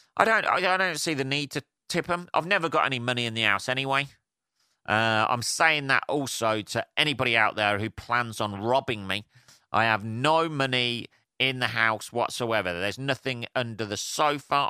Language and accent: English; England, United Kingdom; I'm English